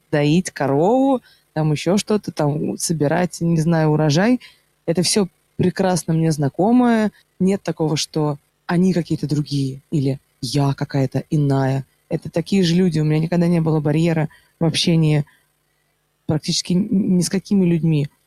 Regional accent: Moscow, Russia; И это нет такого, что вот я, я москвичка, и очень часто так, ну, что ты знаешь? Ну, ну, куда ты лезешь? Ну, ты же из Москвы.

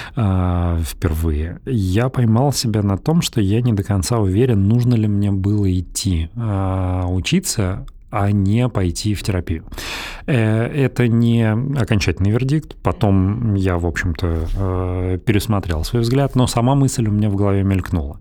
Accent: Belgorod, Belgorod Oblast, Russia; moved away; also born or lived in Moscow; мы ну, практически вместе росли в Белгороде

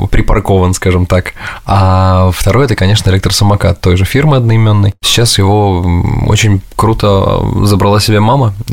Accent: Samara, Samara Oblast, Russia; now in New York, United States; А, да и бог с ним, что я из Самары, да?

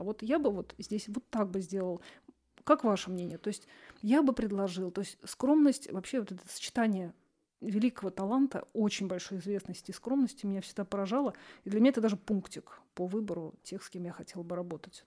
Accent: Russia; я вот из России

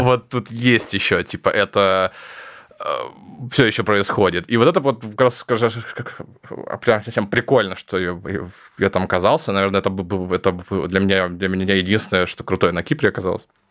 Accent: Novosibirsk, Novosibirsk Oblast, Russia; moved away; я из Новосибирска

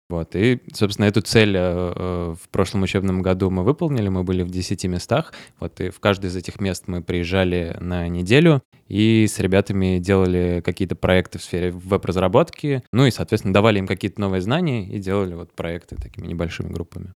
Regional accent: Votkinsk, Udmurtia, Russia; Мой, мой родной город Воткинск

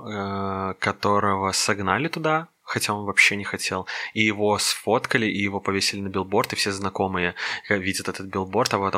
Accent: Minsk, Belarus; я коренной минчанин.

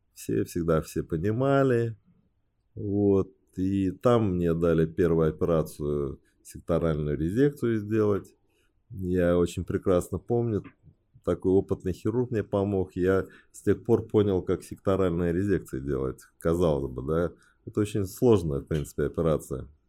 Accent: Beijing, China; first language Chinese; Russian is a second language; now in Moscow, Russia; Родился я в Пекине. Отец у меня геолог, китаец, мама тоже геолог, э, русская

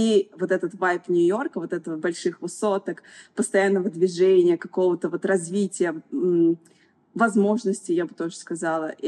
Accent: Kazan, Tatarstan, Russia; now in Dubai, United Arab Emirates; Я вообще приехала из Казани. Путешествовала очень много, пыталась найти свою страну. И вот пять лет как живу в Эмиратах и строю свою жизнь здесь.

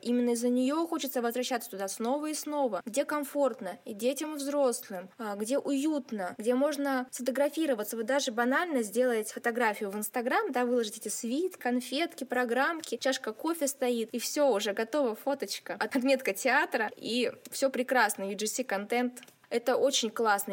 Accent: Siberia, Russia; also born or lived in Nizhnevartovsk; сибирячка, провинциалка и специалистка по связям с общественностью в Драмтеатре Нижневартовска.

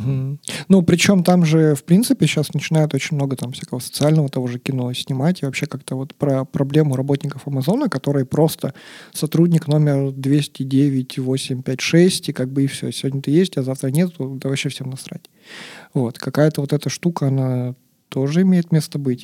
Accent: Yekaterinburg, Sverdlovsk Oblast, Russia; я, как любой, значит, екатеринбуржец

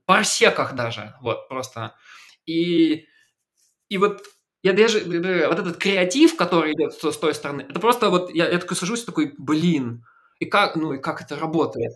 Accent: Belarus; я там белорус

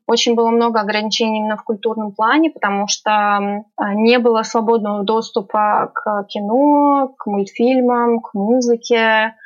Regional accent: Russia; now in Tehran, Iran; я из России

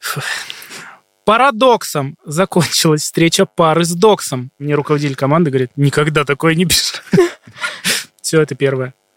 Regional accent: Shadrinsk, Kurgan Oblast, Russia; moved away; Я из Шадринска, это из Курганской области, маленький город

